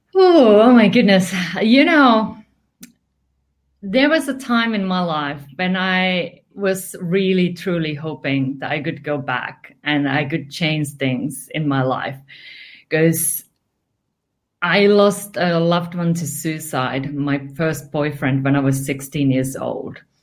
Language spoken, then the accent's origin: English; Finland; English is a second language; moved away; I'm originally from Finland.